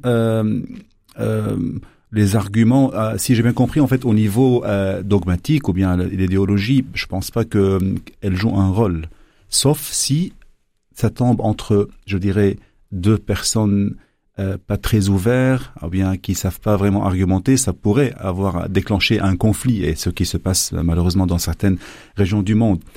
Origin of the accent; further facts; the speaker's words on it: Lebanon; moved away as an adult; now in Belgium; je viens du Liban